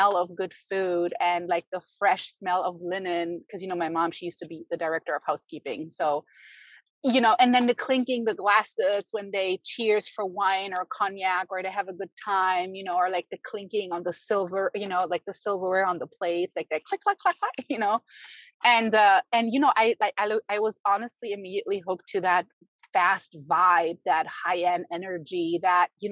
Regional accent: Germany; also born or lived in Berlin; now in United States; I was born and raised in Germany

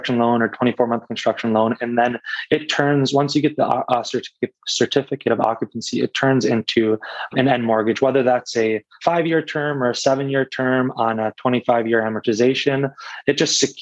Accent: Detroit, Michigan, United States; I grew up in Metro Detroit, so we know the area very well.

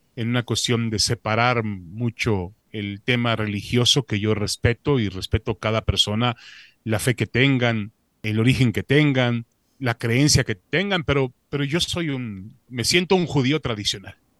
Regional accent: Mexico; also born or lived in Israel; me desarrollé en México

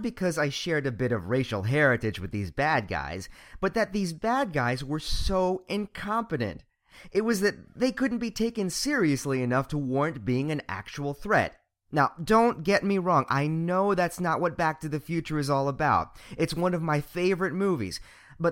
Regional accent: Montgomery County, Maryland, United States; I was born and raised here, in the affluent and relatively racially diverse region of the DC metro area, Montgomery County, Maryland

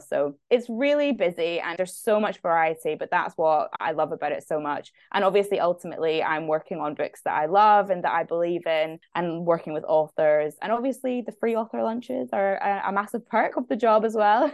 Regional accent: Scotland, United Kingdom; now in London, United Kingdom; I'm Scottish, and I'm living in London

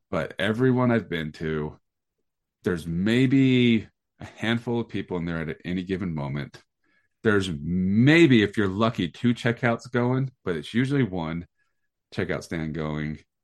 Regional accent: Sandy, Utah, United States; I grew up over in Sandy, and where the Reams is on Highland Drive in Sandy

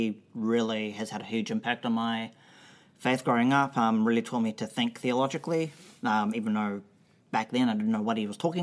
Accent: Auckland, New Zealand; I was born in Auckland, New Zealand.

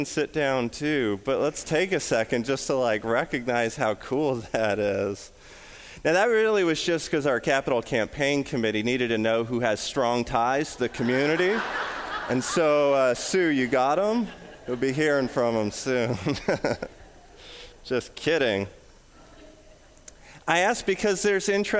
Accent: between Vancouver and the Fraser Canyon, British Columbia, Canada; now in St. Charles, United States; I grew up right where those two worlds collide

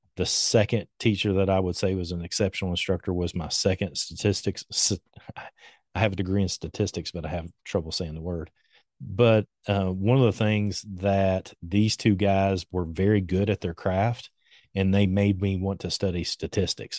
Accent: Winchester, Kentucky, United States; I grew up here in Kentucky. I've lived in Kentucky my entire life

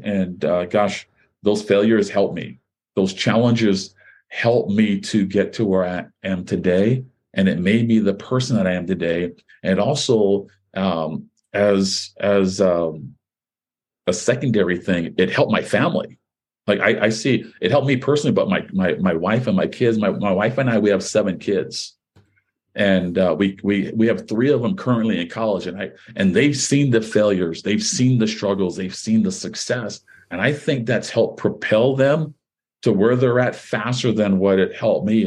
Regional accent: Hawaii, United States; guys that uh, you know I grew up with in Hawaii

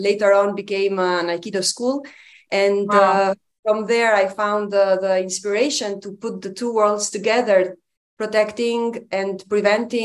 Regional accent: Albania; moved away as an adult; now in Romania; I am from Albania. So I grew up in one of the worst dictatorships that the world has known

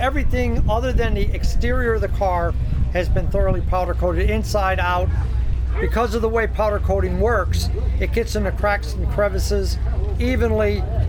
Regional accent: Waterford, New York, United States; I'm from Waterford, New York.

